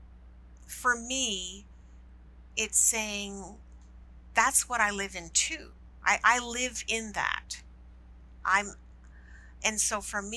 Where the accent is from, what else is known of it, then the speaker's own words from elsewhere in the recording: Canada; I love being Canadian